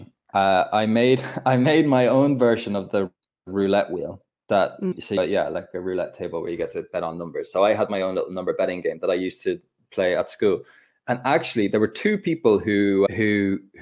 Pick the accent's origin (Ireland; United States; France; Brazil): Ireland; I'm Irish